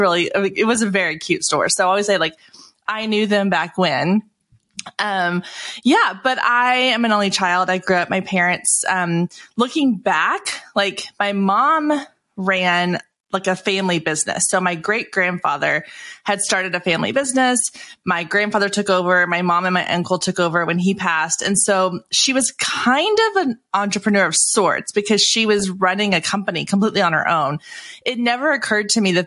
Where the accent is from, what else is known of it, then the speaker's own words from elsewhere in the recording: Waco, Texas, United States; I grew up in Waco, Texas